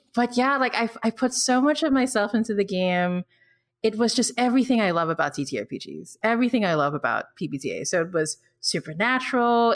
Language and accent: English; Philippines; born or raised there; also born or lived in Singapore